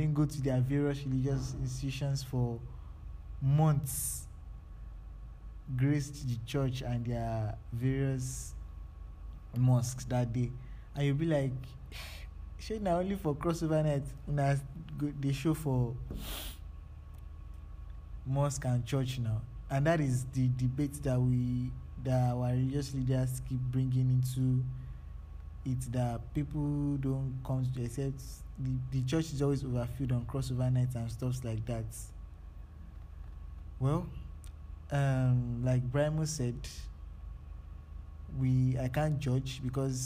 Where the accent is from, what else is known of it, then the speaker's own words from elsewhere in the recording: Nigeria; as a Nigerian starting a business now